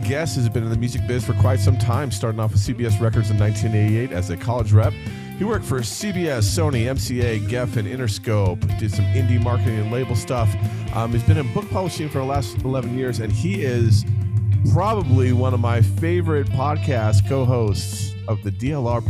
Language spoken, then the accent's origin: English; New Jersey, United States; I grew up in New Jersey.